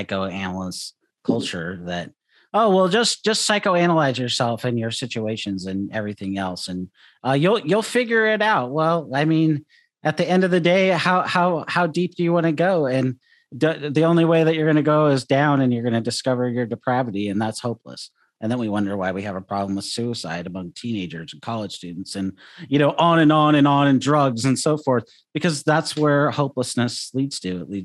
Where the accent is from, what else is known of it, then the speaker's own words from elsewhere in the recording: Seattle, Washington, United States; also born or lived in California; now in Southern Oregon, United States; growing up in Seattle